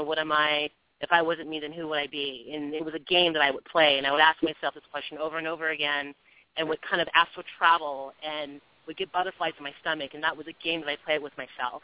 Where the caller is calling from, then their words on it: California, United States; I'm calling from California